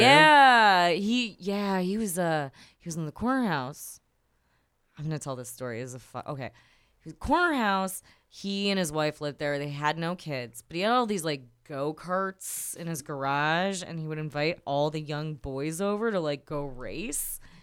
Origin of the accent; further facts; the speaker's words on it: Chicago, Illinois, United States; I'm North West Side